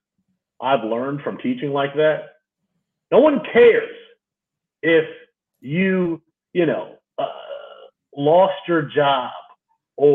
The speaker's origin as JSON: {"language": "English", "town": "Kalamazoo", "region": "Michigan", "country": "United States", "tie": "born or raised there", "said": "my hometown in Kalamazoo, Rhode Island."}